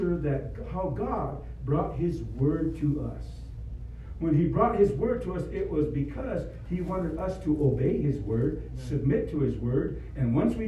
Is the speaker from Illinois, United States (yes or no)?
no; Rosebud Reservation, South Dakota, United States; I was born here in South Dakota, born south central part of South Dakota on Rosebud Reservation